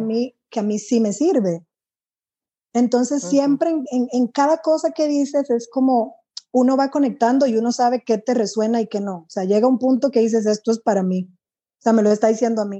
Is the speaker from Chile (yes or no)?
no; Dominican Republic; now in Costa Rica; yo soy de, de República Dominicana, no tengo amigas en Costa Rica